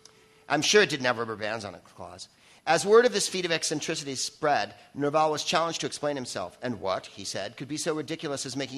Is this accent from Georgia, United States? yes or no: no; San Francisco, California, United States; I'm another comic from San Francisco.